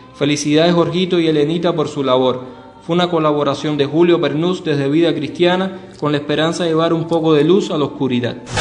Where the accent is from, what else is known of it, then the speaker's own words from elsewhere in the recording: Cuba; como cubanos